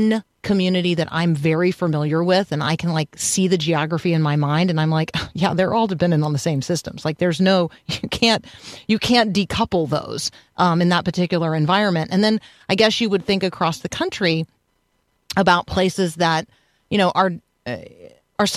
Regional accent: Tampa, Florida, United States; I grew up in Tampa

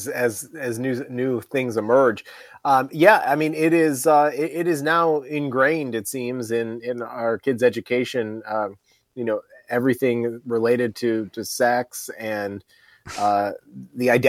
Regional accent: Virginia, United States; my home state of Virginia

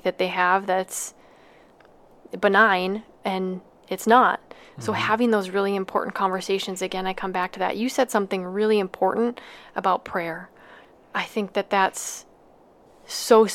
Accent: Minnesota, United States; we're from Dakota County

